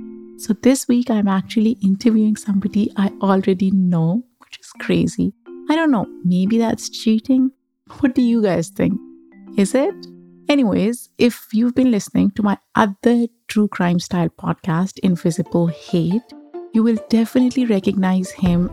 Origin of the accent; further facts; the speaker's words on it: Pakistan; and how I feel about so many things that in a way were tabooed discussing or exploring as I was growing up in Pakistan.